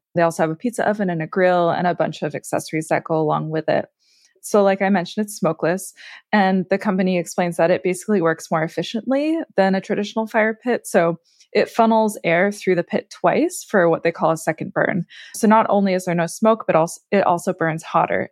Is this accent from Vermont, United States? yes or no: yes; Vermont, United States; moved away; I'm from Vermont originally